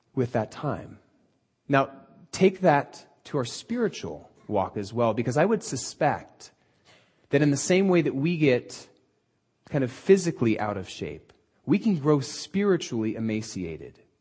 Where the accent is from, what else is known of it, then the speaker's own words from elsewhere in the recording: Southern California, United States; we're from Southern California and aren't used to any sort of weather that doesn't involve sandals